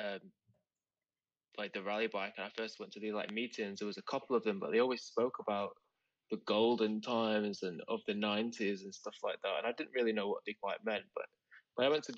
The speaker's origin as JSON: {"language": "English", "town": "Manchester", "region": "North West England", "country": "United Kingdom", "also_born_or_lived": "Australia / Berlin", "moved": "yes", "lives_now": "London, United Kingdom", "said": "originally from Manchester in the UK"}